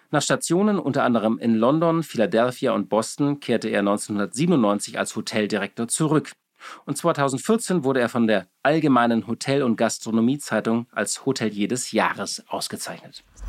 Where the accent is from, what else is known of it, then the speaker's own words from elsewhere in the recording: Hamburg, Germany; Ich bin ja in Hamburg geboren und auch dort aufgewachsen